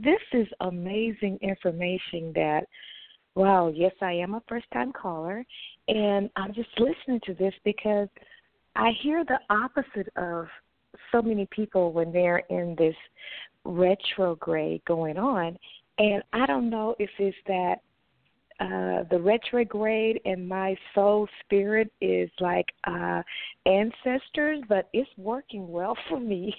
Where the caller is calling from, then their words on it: Texas, United States; I'm calling from Texas.